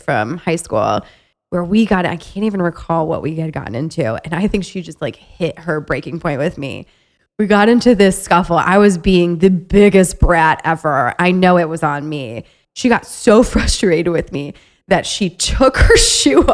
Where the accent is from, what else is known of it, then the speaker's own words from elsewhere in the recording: Ohio, United States; moved away as an adult; now in Chicago, United States; I'm originally from Ohio, from a small town that has about 30,000 people